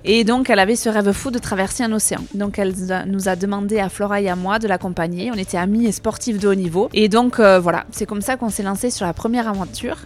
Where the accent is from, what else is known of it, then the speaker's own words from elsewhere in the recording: Capbreton, Nouvelle-Aquitaine, France; on est arrivé en France à Cap-Breton, chez nous